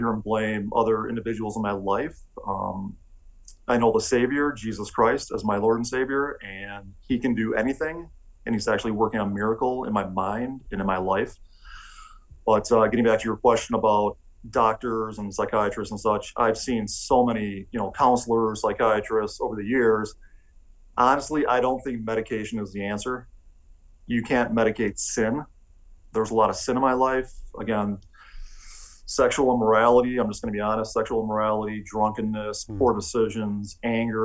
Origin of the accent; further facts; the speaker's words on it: Milwaukee, Wisconsin, United States; moved away as an adult; now in Vail, United States; I grew up in Milwaukee, Wisconsin.